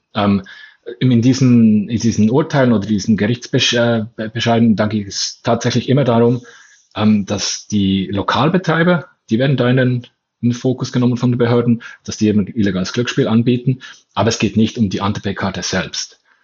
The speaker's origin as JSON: {"language": "German", "region": "Bern", "country": "Switzerland", "said": "ich komme ja aus Bern, ähm, aus der Hauptstadtregion in der Schweiz"}